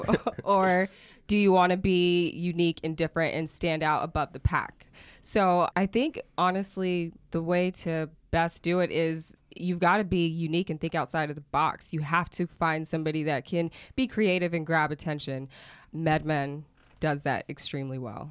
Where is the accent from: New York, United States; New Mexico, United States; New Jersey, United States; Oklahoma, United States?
Oklahoma, United States; also born or lived in San Diego, California / Miami, Florida; I did leave when I was seven and grew up in Oklahoma